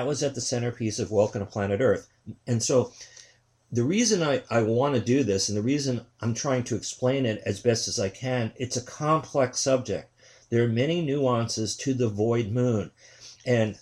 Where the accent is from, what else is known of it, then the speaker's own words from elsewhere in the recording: New York City, New York, United States; also born or lived in Queens; I'm from New York City